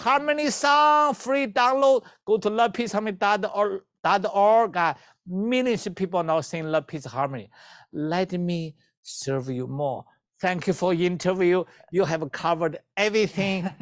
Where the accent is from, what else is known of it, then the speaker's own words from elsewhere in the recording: China; moved away; I, I come from China